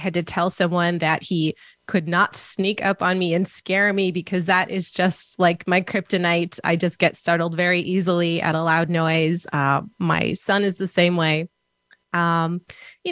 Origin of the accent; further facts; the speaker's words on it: Minnesota, United States; I grew up in Minnesota